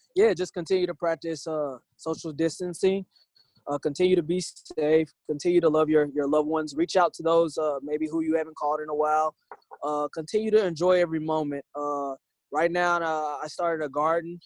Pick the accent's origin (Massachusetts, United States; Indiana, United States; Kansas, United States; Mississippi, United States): Indiana, United States; Indianapolis; growing up in Indianapolis